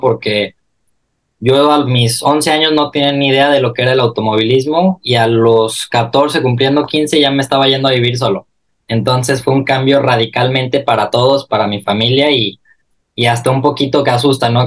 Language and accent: Spanish; Mexico; now in Milan, Italy; como mexicano